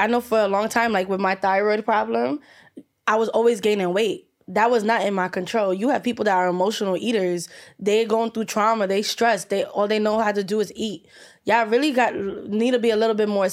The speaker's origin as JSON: {"language": "English", "country": "United States", "tie": "born or raised there", "said": "I was born in America"}